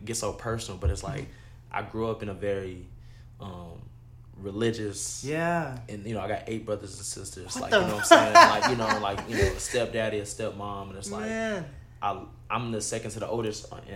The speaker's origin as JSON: {"language": "English", "region": "Texas", "country": "United States", "tie": "born or raised there", "said": "growing up in Texas, it was just, from high school, I was in the suburbs"}